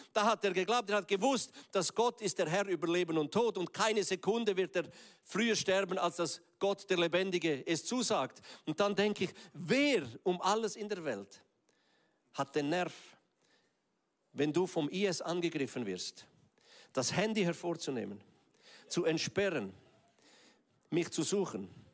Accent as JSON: {"language": "German", "region": "Graubünden", "country": "Switzerland", "tie": "born or raised there", "said": "Ich bin ja im Kanton Graubünden aufgewachsen"}